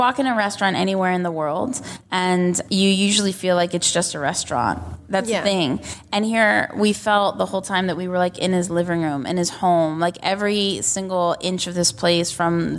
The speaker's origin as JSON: {"language": "English", "country": "United States", "said": "I am American"}